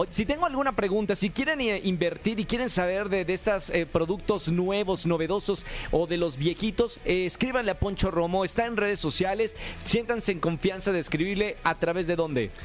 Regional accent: Monterrey, Nuevo León, Mexico; yo soy de Monterrey.

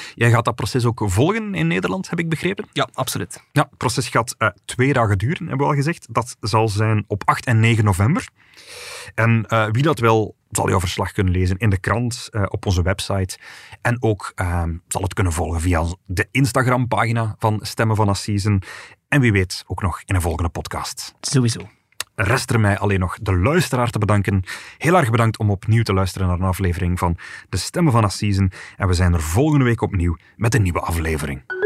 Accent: Flanders, Belgium; Bij ons in Vlaanderen

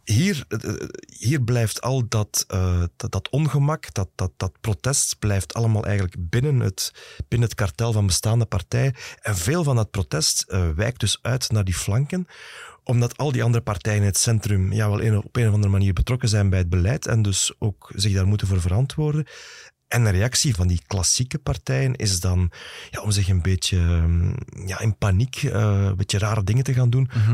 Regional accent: Flanders, Belgium; bij ons in Vlaanderen

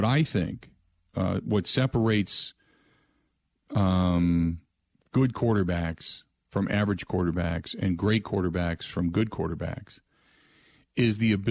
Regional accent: Cincinnati, Ohio, United States; growing up in Ohio, growing up in Cincinnati

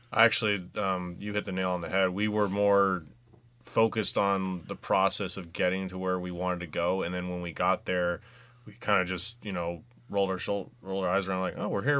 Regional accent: West Coast, United States; moved away; I'm from the West Coast

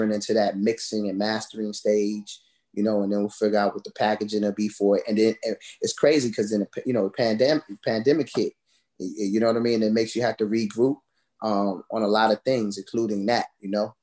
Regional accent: Washington, District of Columbia, United States; also born or lived in Orange, New Jersey; I was born in Orange, New Jersey, and I grew up here, you know, in the DMV area

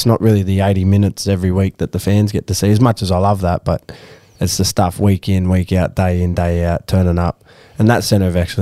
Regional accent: Nabiac, New South Wales, Australia; I grew up in Nabeaq. Little town near Taree

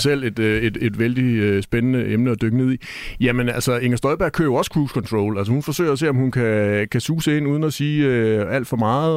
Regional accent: Jutland, Denmark; jeg er jo stadigvæk fra Jylland

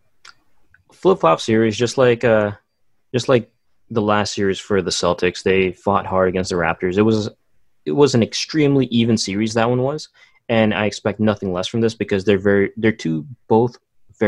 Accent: Philippines; I'm Filipino

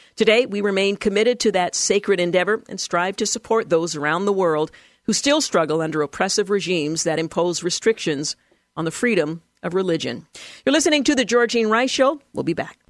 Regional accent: Portland, Oregon, United States; I recall growing up in the House of Prayer for All Nations, the little church that I attended in Northeast Portland as a child up until the time that I was a young adult

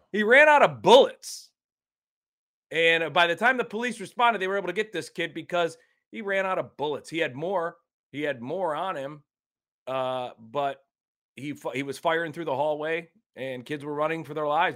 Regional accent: Ohio, United States; my home state has crumbled

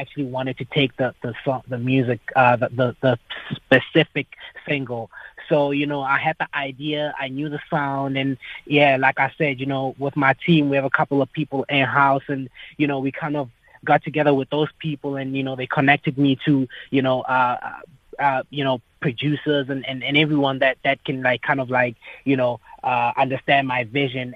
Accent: Polokwane, Limpopo, South Africa; also born or lived in Johannesburg; in the north where I grew up in Polokwane, which is where I grew up

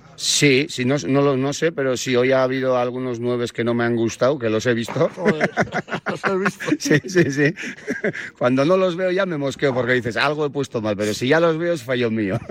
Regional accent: Ondarroa, Basque Country, Spain; soy de Ondarroa, un pueblo pequeño, tenía por ahí el monte, vertederos, latas de tomate

